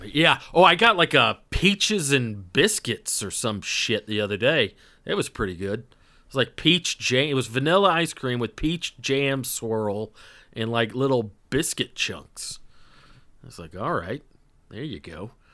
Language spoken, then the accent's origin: English; North Georgia, United States; I just wasn't exposed to Indian food growing up in North Georgia